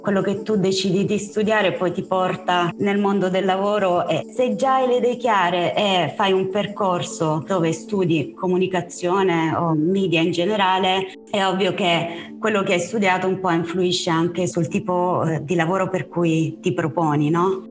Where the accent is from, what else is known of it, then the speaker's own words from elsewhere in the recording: Apulia, Italy; now in Rome, Italy; io non sono romana, io sono cresciuta in Puglia, in una città di provincia, e io son dovuta venire a Roma